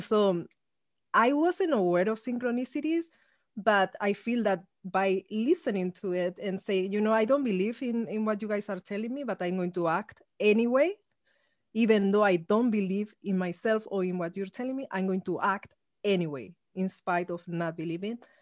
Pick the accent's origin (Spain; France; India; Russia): Spain; now in Los Angeles, United States; I come from Spain, actually, I, even though I live in Los Angeles. So I grew up in an ultra-conservative regime.